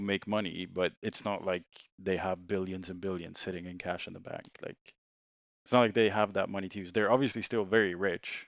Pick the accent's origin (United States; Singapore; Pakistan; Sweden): Sweden; English is a second language; moved away as an adult; now in United Kingdom; I'm originally from Sweden. uh, moved to the U K in twenty seventeen, uh, to do university here